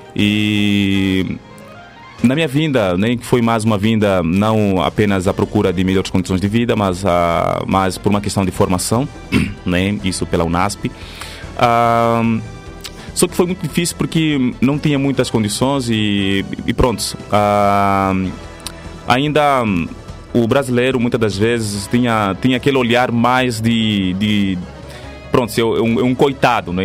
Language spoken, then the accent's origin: Portuguese; Benguela, Angola; moved away as an adult; now in Brazil; eu sou de Angola, não é? Uh, nasci na província de Benguela